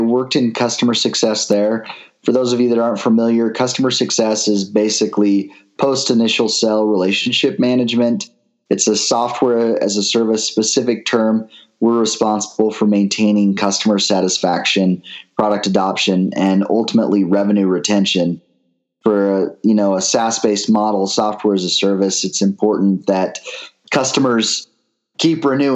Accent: American Fork, Utah, United States; also born or lived in Pleasant Grove, Utah; I actually grew up in American Fork, Utah

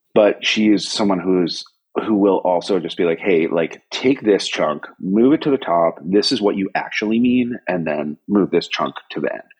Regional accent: Averill Park, New York, United States; moved away as an adult; also born or lived in West Coast, United States; now in Tokyo, Japan; growing up in New York in the 70s and 80s

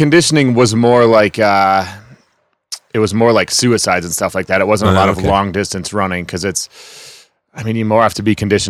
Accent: Wisconsin, United States; My brother recently moved back there and said that it's not just the bitter ass cold like we remember growing up

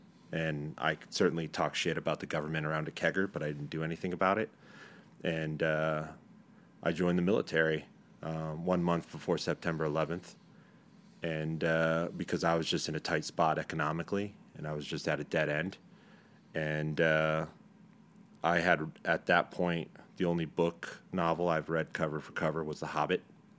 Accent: Texas, United States; born there; I was born on Fort Bliss Army Hospital. All my brothers were born on Army hospitals and different Army hospitals all throughout the world.

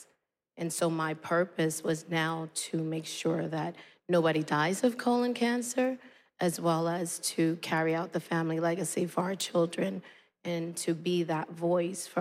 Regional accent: New York City, New York, United States; this young woman growing up in Brooklyn

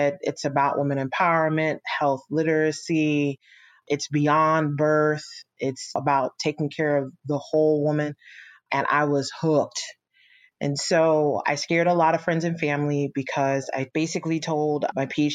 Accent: Orange County, California, United States; I was raised in Orange County, California

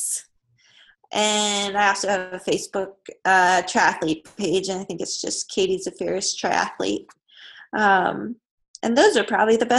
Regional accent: Hampstead, Maryland, United States; moved away; Hampstead camp, which is my hometown

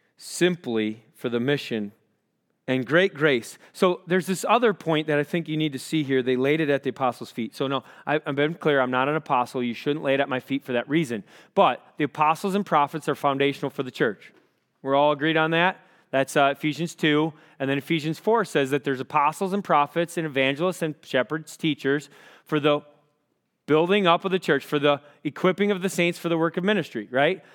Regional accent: Rochester, Minnesota, United States; I grew up in Rochester, Minnesota

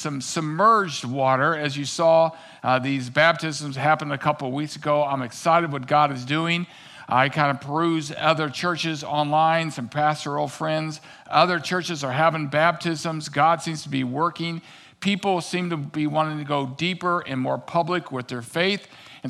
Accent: Missouri, United States; now in Minnesota, United States; growing up in Missouri, I knew about the Mississippi

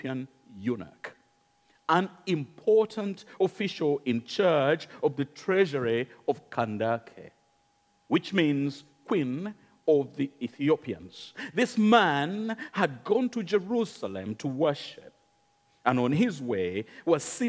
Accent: Uganda; accent: Ugandan; now in United Kingdom; It's Ugandan accent

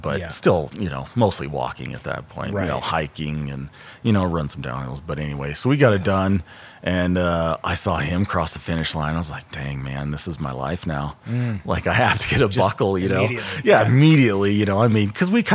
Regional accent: New Mexico, United States; also born or lived in Portland; now in Ogden, United States; my buddy was doing Wasatch that I grew up with down in New Mexico

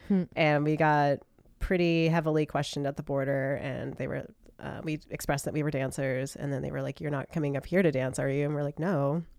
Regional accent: United States; from my perspective as an American

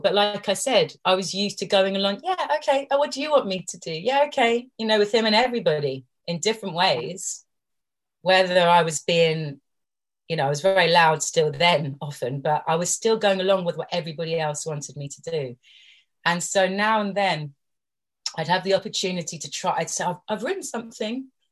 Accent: London, United Kingdom; as a girl growing up in London

